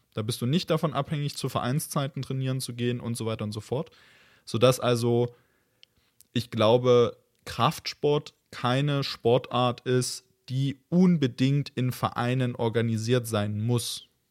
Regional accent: Germany; also born or lived in Leipzig; bei uns in Deutschland

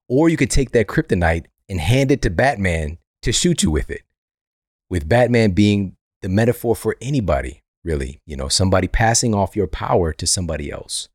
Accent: St. Louis, Missouri, United States; I'm from Saint Louis

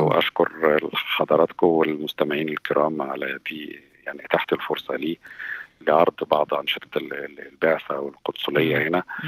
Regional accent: Egypt; moved away as an adult; now in Sydney, Australia; عندنا في مصر

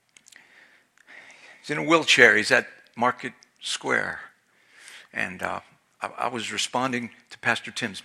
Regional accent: Philadelphia, Pennsylvania, United States; now in Maine, United States; I'm Italian, I'm from Philadelphia

